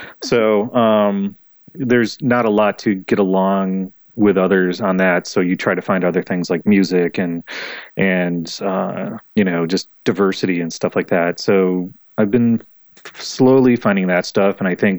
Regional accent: New York, United States; moved away; I'm like, I'm from New York.

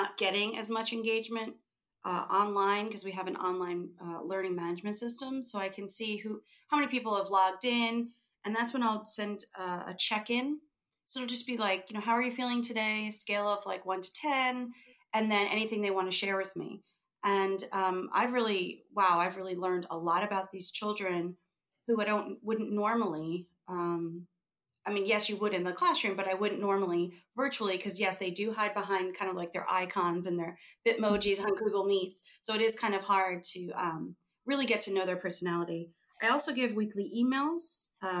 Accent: New York, United States; moved away; I'm from New York originally

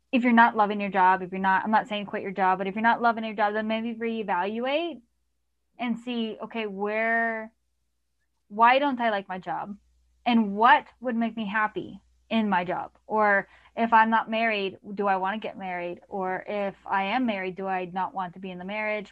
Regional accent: Canada; I'm Canadian

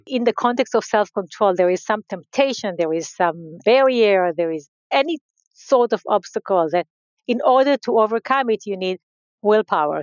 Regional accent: Israel; So I grew up in uh, Israel. I grew up in a very uh, small community

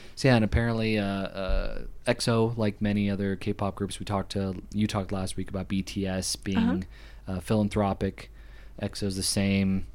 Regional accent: United States; I'm an American

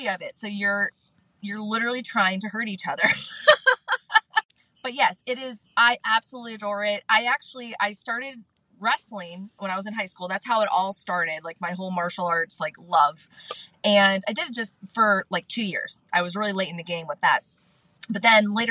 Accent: Canfield, Ohio, United States; now in Florida, United States; I was born and raised in Canfield, Ohio

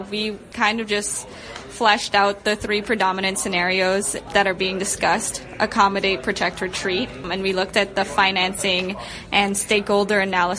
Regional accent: Bahamas; I'm from the Bahamas, so I experience like hurricanes all the time.

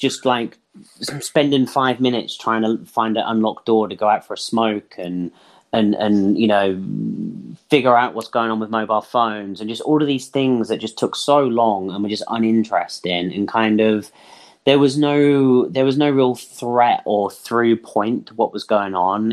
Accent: England, United Kingdom; we do not have basements in many houses in england

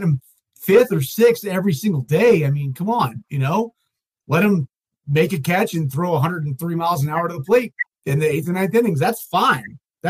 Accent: Kentucky, United States; I grew up in Kentucky

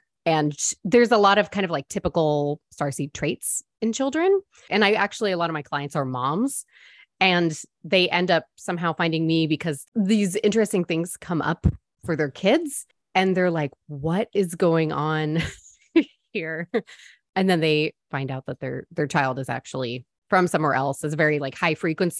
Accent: San Diego, California, United States; now in Texas, United States; I'm from San Diego

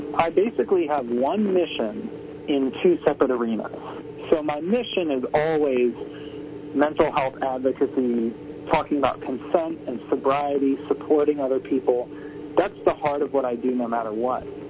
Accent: Tampa, Florida, United States; I grew up in Tampa, Florida

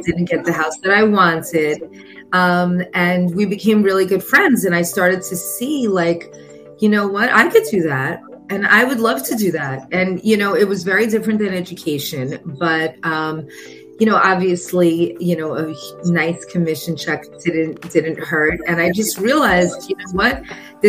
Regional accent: New York, United States; now in Florida, United States; I am originally from New York.

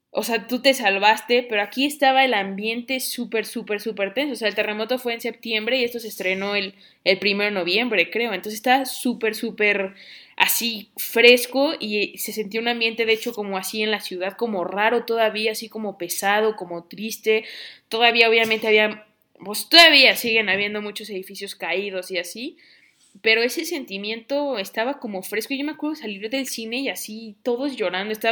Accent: Mexico; pero también de cómo como nosotros mexicanos culturalmente vimos, vemos la muerte

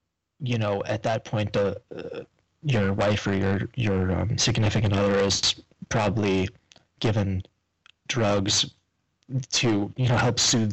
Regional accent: New York, United States; moved away as an adult; now in Florida, United States; I'm from up north. I'm from New York

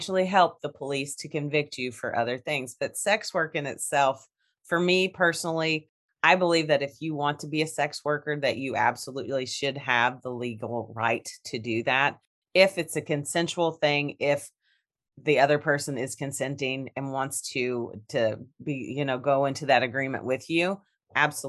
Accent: Kentucky, United States; I'm from Kentucky.

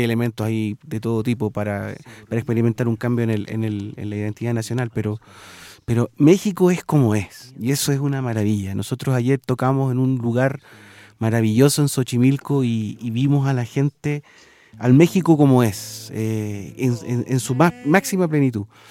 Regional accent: Chile; como chilenos, nosotros somos un poco más retraídos

